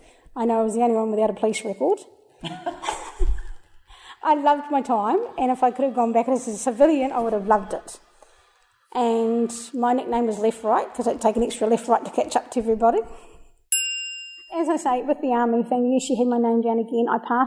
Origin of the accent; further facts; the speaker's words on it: New Zealand; also born or lived in Melbourne, Australia; I was born in Melbourne, Australia, and we lived there until I was three, and then we moved to New Zealand. My dad's a New Zealander, my mum's an Aussie, she was born in Brisbane.